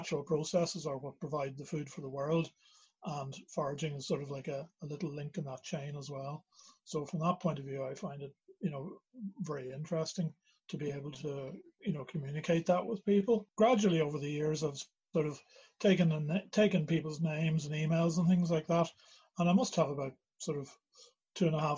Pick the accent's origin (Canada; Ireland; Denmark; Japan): Ireland; Dalkey, Leinster; now in Belfast, United Kingdom; I'm originally from Dalkey in County Dublin. My parents were both from Northern Ireland. But my dad worked in Dublin, so that's where I ended up